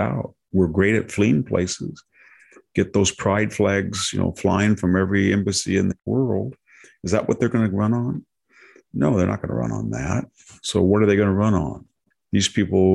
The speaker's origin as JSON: {"language": "English", "area": "Fresno County", "region": "California", "country": "United States", "tie": "born or raised there", "said": "I go into my hometown. I go to my high school reunion the other night"}